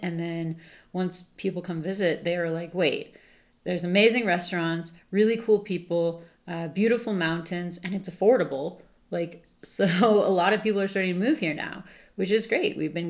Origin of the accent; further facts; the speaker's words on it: Santa Fe, New Mexico, United States; also born or lived in Santa Barbara; Yeah, so I grew up here in Santa Fe